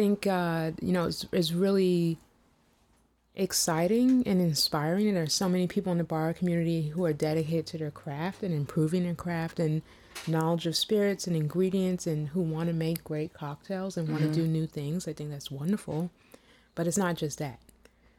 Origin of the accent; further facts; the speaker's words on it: the South, United States; I'm from the South